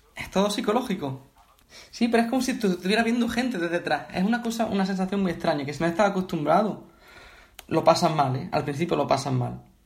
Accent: Bailén, Andalusia, Spain; yo soy de Bailén, de Andalucía, y aquí hay mucha tradición de bandas

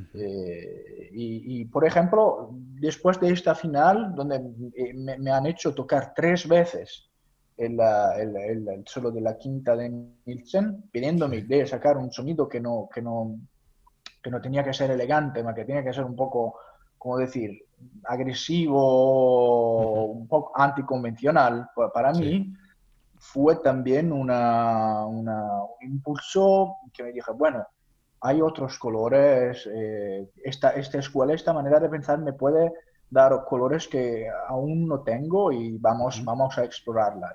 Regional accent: near Naples, Campania, Italy; Spanish is a second language; also born or lived in Copenhagen, Denmark; now in Palermo, Italy; yo soy mediterráneo, soy de cerca de Nápoles

